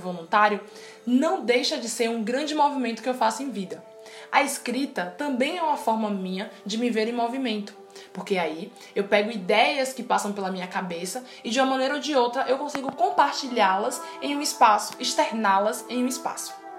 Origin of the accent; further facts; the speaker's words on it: Salvador, Bahia, Brazil; sou de Salvador, Bahia